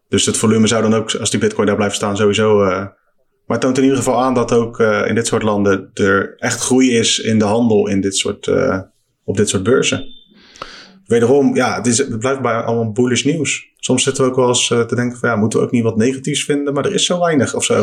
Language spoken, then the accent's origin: Dutch; Netherlands; als Nederlander